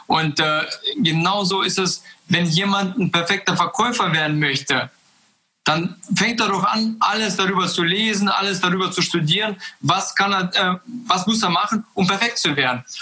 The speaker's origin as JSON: {"language": "German", "country": "Kazakhstan", "tie": "born or raised there", "moved": "yes", "lives_now": "Germany", "said": "wir sind ja äh, 95 aus Kasachstan gekommen aus einem kleinen Dorf. Und dann kam ich nach Deutschland und habe ganz viele Möglichkeiten hier gesehen."}